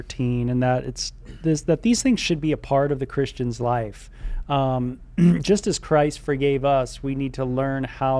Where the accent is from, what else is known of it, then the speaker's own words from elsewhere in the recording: Southern California, United States; growing up in SoCal, you know, I grew up with a lot of people